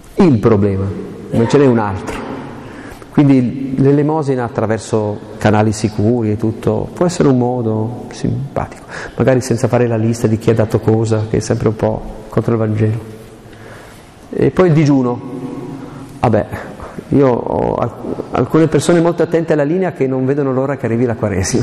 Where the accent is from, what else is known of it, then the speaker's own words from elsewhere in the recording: Aosta Valley, Italy; io sono valdostano